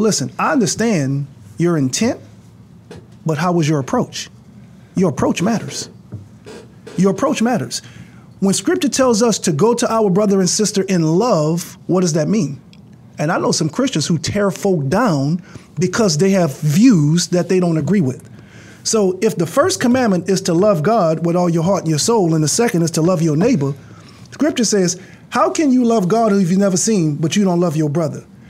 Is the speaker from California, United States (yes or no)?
no; New Orleans, Louisiana, United States; I come from Ninth Ward, New Orleans